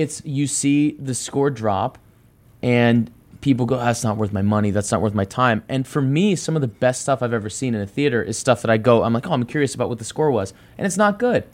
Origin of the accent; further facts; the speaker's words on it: Dallas, Texas, United States; I grew up in Dallas, Texas